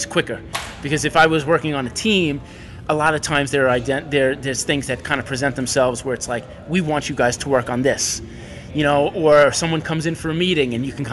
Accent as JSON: {"language": "English", "region": "New York", "country": "United States", "tie": "born or raised there", "said": "growing up in New York, too. I had access to all of these schools"}